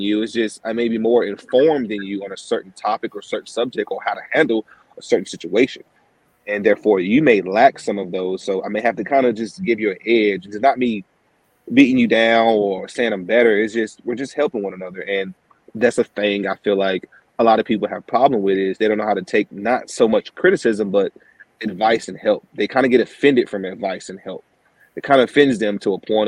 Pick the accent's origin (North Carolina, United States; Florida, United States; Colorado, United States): North Carolina, United States; Henderson; I'm from Henderson, and Vance, Warren, Granville, and Franklin is all close